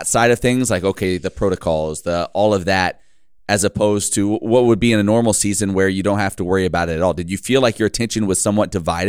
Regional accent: Midwest, United States; I'm from the Midwest. As far as I know, there was no field hockey there.

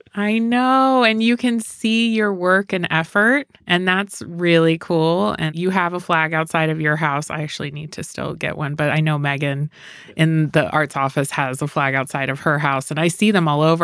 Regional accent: Sparks, Nevada, United States; now in Reno, United States; I grew up in Sparks, so I am a townie

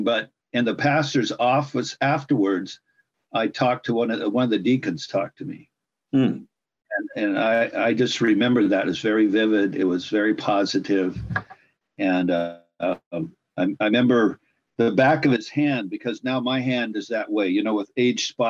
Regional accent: California, United States; I was born and raised in California.

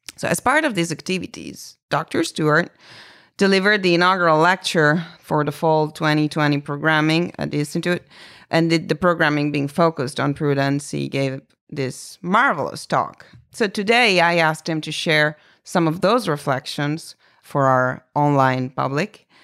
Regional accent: Italy; English is a second language; moved away; I'm from Italy, meaning I was really born there

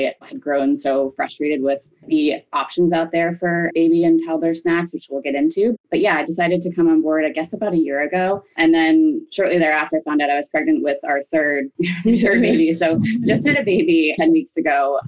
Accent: Long Island, New York, United States; moved away as an adult; now in Boston, United States; let's see, I grew up in New York on Long Island and went to college at UNC Chapel Hill

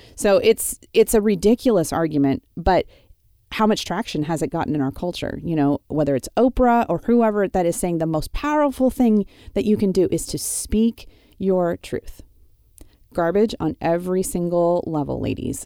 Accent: Wyoming, United States; moved away; the ranch I grew up on in Wyoming

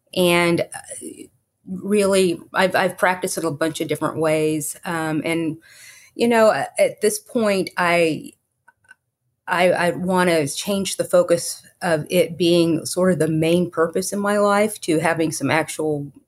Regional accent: Fort Worth, Texas, United States; Well, first of all, I was born in Fort Worth and raised in the Mid-Cities, Fort Worth area.

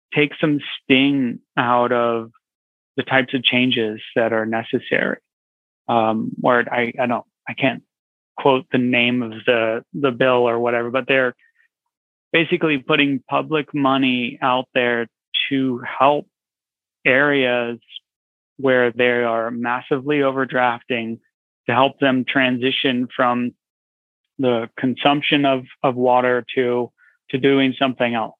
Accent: Santa Cruz, California, United States; I grew up out west. I grew up in California, Santa Cruz, California

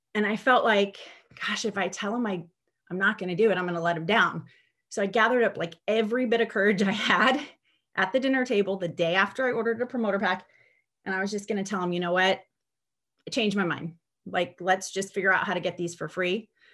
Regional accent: San Diego, California, United States; I am from San Diego, California

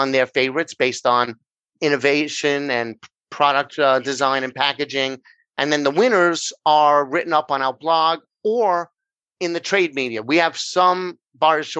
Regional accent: New York, United States; accent: New York; I'm over here in New York, which if they haven't figured out by my accent, that's where I'm from

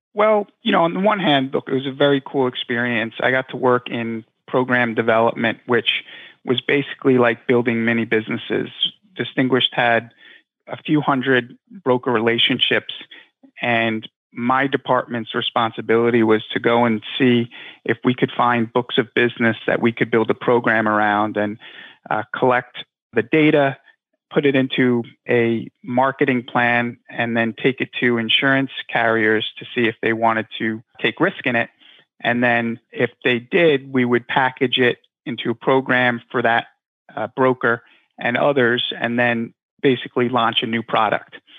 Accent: Long Island, New York, United States; I grew up in Long Island

